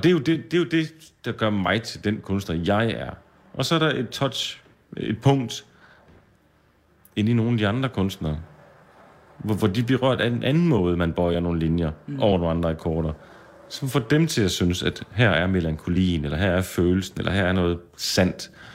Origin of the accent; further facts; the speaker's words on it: Skanderborg, Central Denmark Region, Denmark; moved away as an adult; also born or lived in Aarhus / Copenhagen; Blev bare hjemme i Skanderborg